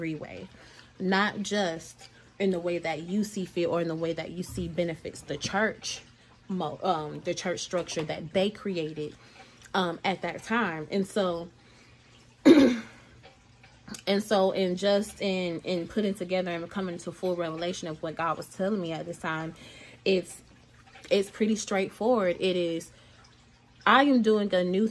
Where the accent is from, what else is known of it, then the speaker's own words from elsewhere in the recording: Atlanta, Georgia, United States; I'm from Georgia. I'm from Atlanta, Georgia